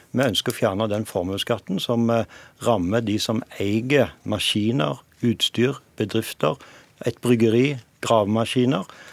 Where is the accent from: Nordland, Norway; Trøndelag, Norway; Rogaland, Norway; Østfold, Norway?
Rogaland, Norway; hjemme i Rogaland